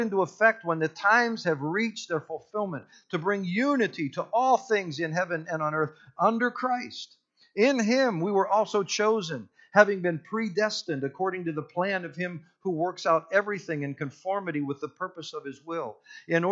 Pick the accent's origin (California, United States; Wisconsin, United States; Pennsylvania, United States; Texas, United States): Pennsylvania, United States; Punxsutawney; I grew up in Punxsutawney, Pennsylvania, home of the groundhog, Groundhog Day, all